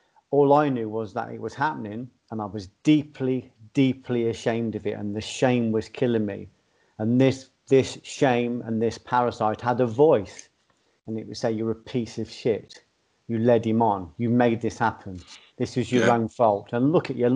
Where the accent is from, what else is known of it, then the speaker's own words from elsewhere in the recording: Ireland; I've been brought up as an Irish Catholic or in an Irish background